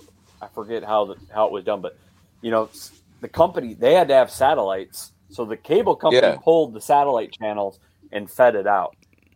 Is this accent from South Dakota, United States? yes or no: yes; South Dakota, United States; South Dakota.